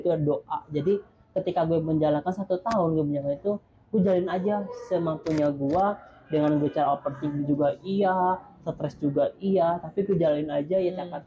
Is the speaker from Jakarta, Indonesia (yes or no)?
no; Sukabumi, West Java, Indonesia; moved away; gue langsung balik ke kampung karena apa lokus penelitian gue tuh di kampung di Sukabumi